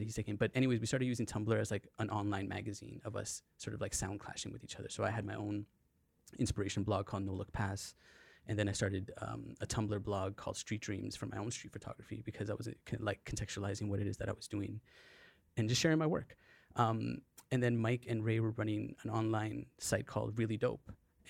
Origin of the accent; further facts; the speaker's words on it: British Columbia, Canada; So being a Canadian kid, kind of growing up, you know, sometimes there was a little bit of a lack of identity in terms of things that we were looking at around us that inspired us.